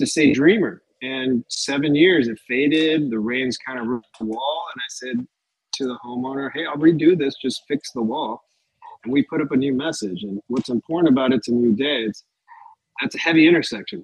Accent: Los Angeles, California, United States; it's in LA, it's in my hometown where I'm born, raised.

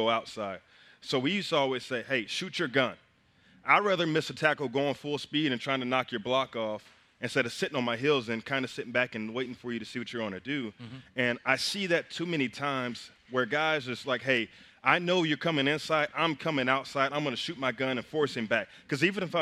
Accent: Kingfisher, Oklahoma, United States; my hometown, Kingfisher.

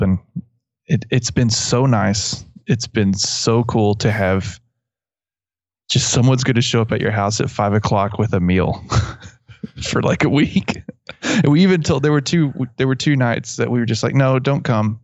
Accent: West Texas, United States; accent: West Texas; my West Texas accent

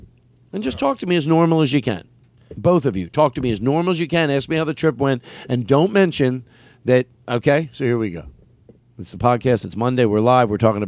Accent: Philadelphia, Pennsylvania, United States; Okay, so I come from Philadelphia...

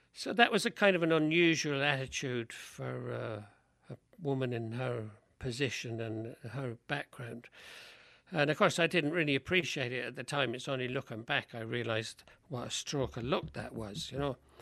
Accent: London, United Kingdom; now in Portland, United States; I grew up in London, um, and my parents were both

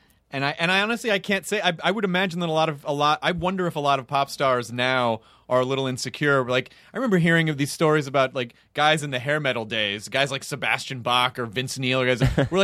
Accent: Australia; Sorry, guys, I'm Australian.

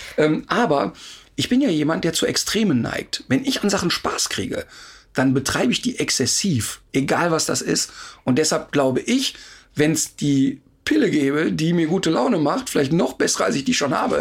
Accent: Duisburg, North Rhine-Westphalia, Germany; ich komme aus dem Ruhrpott und da gab es in Hochheide äh, drei solche Hochhäuser, 20-stöckig

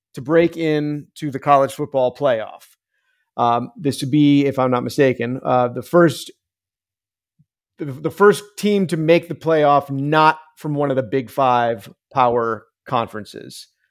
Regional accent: Northeast, United States; I grew up in the Northeast

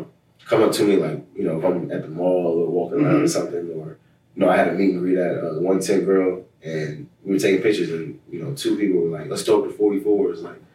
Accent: United States; moved away as an adult; now in Providence, United States; Yeah, it's my hometown team.

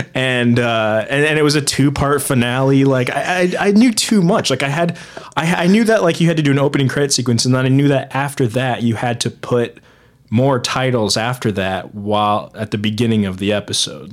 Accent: Fort Wayne, Indiana, United States; also born or lived in Muncie, Indiana; I was born there. I lived there for a good eighteen years

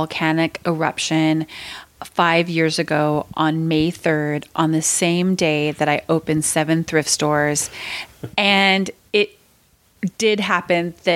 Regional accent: Concord, California, United States; moved away as an adult; also born or lived in San Diego, California / Walnut Creek, California; now in Hawaii, United States; my whole family moved up to Concord, California when I was just a baby. And so I grew up in mainly in Concord

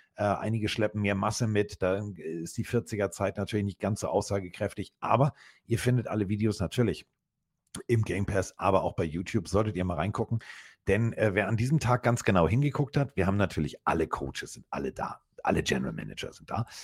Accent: Hamburg, Germany; so sind wir Hamburger

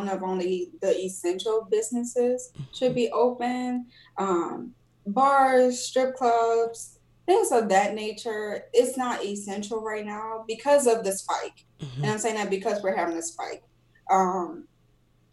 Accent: New Orleans, Louisiana, United States; I'm from New Orleans

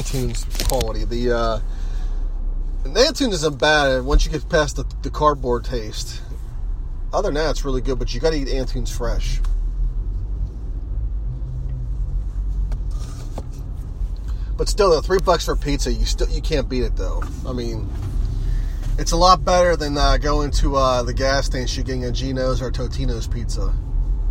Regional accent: Mon Valley, Pennsylvania, United States; I grew up in the Mon Valley

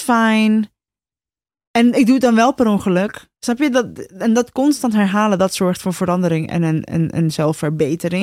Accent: Rotterdam, South Holland, Netherlands; We zijn ook Rotterdams, hè? Naast dat, we zijn Rotterdammers en ik heb gewoon een grote bek

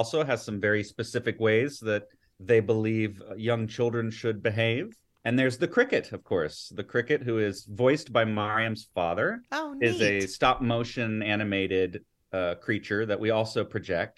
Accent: Atlanta, Georgia, United States; I grew up here in Atlanta

